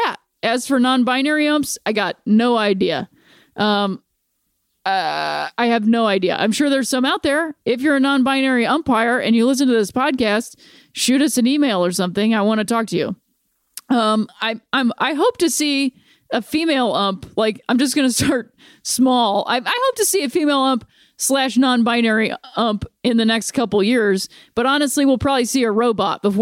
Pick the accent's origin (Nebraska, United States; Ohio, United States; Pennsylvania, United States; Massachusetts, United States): Ohio, United States; Akron; moved away; my hometown and her hometown of Akron, Ohio